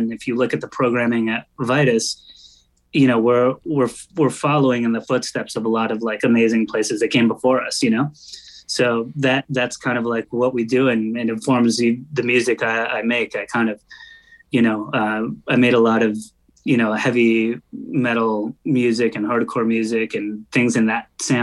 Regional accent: Long Island, New York, United States; I grew up on Long Island and that's, you know, an hour away from New York City

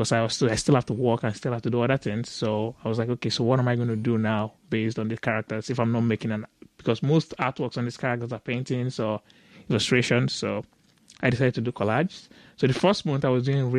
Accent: Lagos, Nigeria; I grew up in Lagos, Nigeria

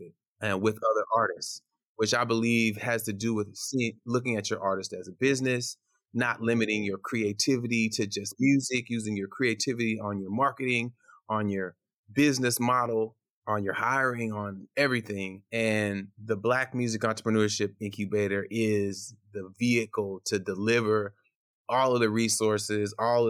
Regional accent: Portland, Oregon, United States; also born or lived in Ghana; I came over as a baby to Portland, Oregon.

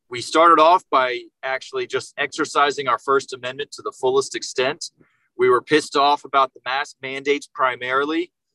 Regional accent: Jacksonville, Florida, United States; now in Naples, United States; I was born and raised up in Jacksonville, Florida, and I moved down here to Naples in 2007

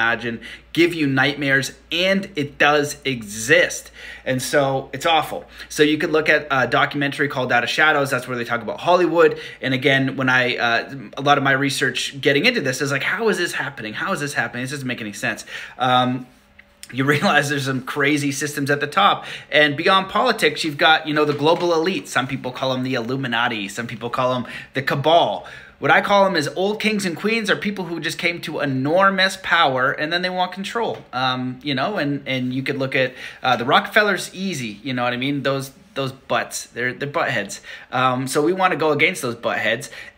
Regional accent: Canada; I'm Canadian

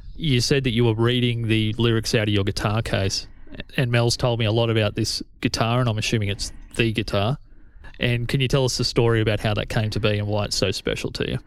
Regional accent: Corryong, Victoria, Australia; I grew up in Coryong

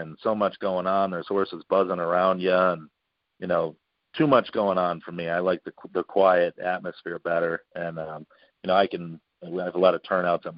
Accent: Jefferson, Ohio, United States; Jefferson's my hometown, as you know, and that's just, you know, where I've been

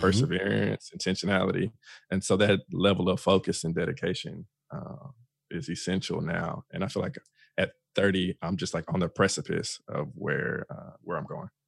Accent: Fort Worth, Texas, United States; I am originally from Fort Worth, Texas. Born and raised

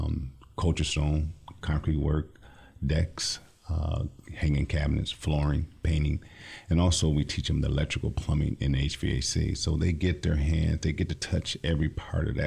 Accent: Lansing, Michigan, United States; I'm from the Lansing area, born and raised

